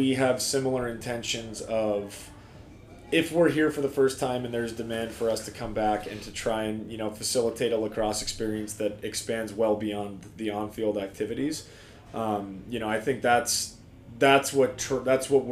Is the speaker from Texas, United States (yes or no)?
no; Denver, Colorado, United States; now in Bend, United States; growing up in Denver, we had the Outlaws, the Mammoth